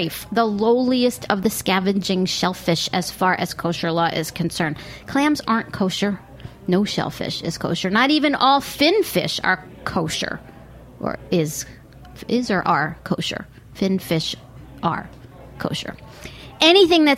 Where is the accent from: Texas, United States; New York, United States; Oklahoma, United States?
New York, United States; Port Jefferson; born or raised there; also born or lived in Far Rockaway, New York